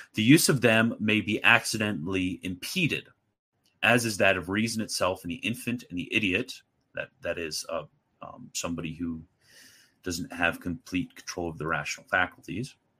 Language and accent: English; United States; I'm an American